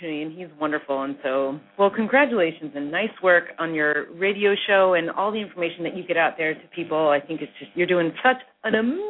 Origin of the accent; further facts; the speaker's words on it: Midwest, United States; Yeah, so what happened with me is that I grew up really in the Midwest, the daughter of two pharmacists, believe it or not.